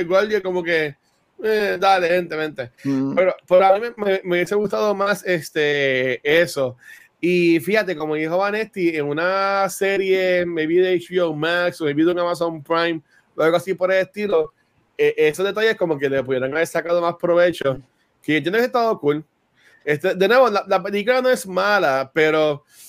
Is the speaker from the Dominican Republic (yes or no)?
no; Puerto Rico; accent: Puerto Rican; como hablamos puertorriqueño